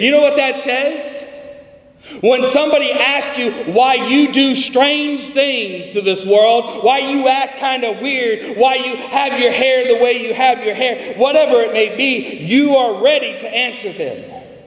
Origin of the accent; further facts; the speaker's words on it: California, United States; I'm from California, and we have an almond season.